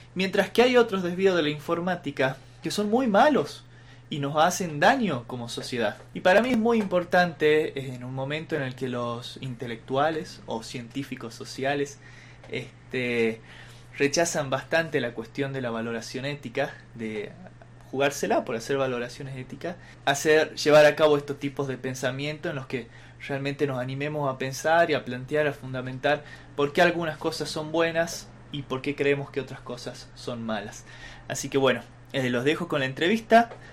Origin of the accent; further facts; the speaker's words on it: Salta, Argentina; yo también soy salteño, soy de acá